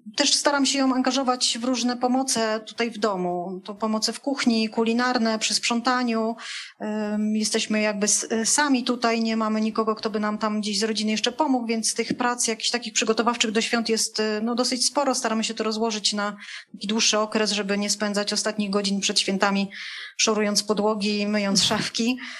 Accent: Poland; ja pochodzę z terenów górskich, takich może bardziej podgórskich

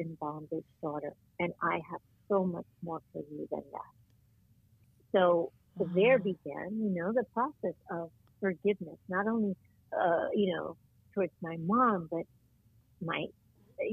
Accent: New Jersey, United States; moved away as an adult; also born or lived in New York; now in Florida, United States; I was born in New York, but I had grown up in New Jersey and in the suburbs, and I just loved it there. That was my home.

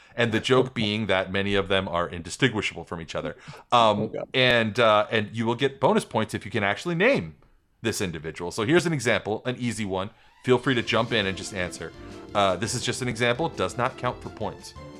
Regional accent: Smithtown, New York, United States; was born and raised in my hometown, Smithtown, New York

